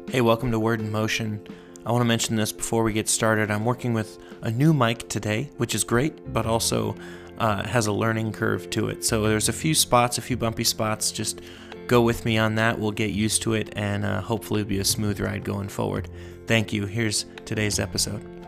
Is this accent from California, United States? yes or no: yes; Los Angeles, California, United States; I grew up in Los Angeles